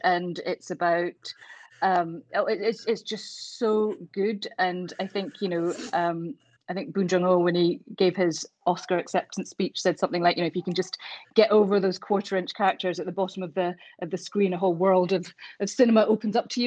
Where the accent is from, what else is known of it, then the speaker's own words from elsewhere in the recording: Glasgow, Scotland, United Kingdom; now in Edinburgh, United Kingdom; I grew up in Glasgow, and when I was 18, I moved to Edinburgh to start university, and I've never left